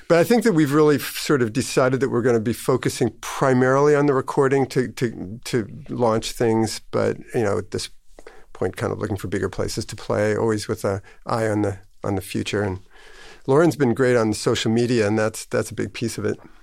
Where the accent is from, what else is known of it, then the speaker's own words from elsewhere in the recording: Minneapolis, Minnesota, United States; also born or lived in Chicago / East Coast; now in Maine, United States; I was born in Chicago, but I grew up in a Minneapolis area